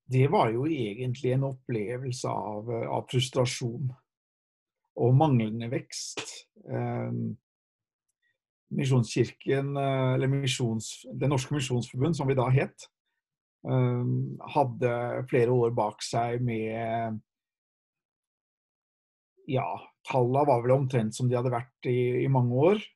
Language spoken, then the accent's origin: Norwegian; Haugesund, Rogaland, Norway; also born or lived in Japan; Hun fra Trondheim og jeg har vokst opp i Haugesund, selv om det ikke høres sånn ut. Eh, vi hadde vært misjonærer i Japan i tolv år